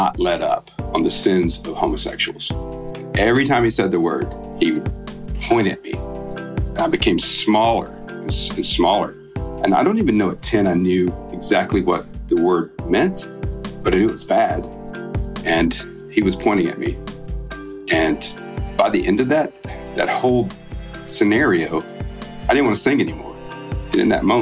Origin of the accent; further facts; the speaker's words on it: South Alabama, United States; I grew up in South Alabama.